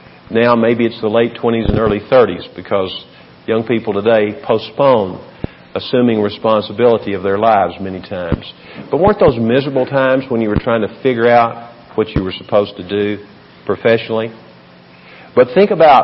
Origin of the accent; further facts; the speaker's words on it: Tennessee Valley, United States; now in El Paso, United States; the area where I grew up in the Tennessee Valley